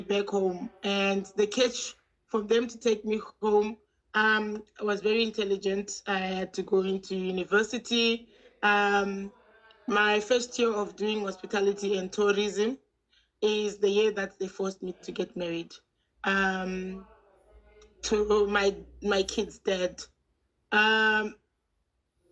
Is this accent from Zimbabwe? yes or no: yes; Zimbabwe; now in South Africa; I was born in Yashashakata, in Zimbabwe. And I grew up in a very homophobic family.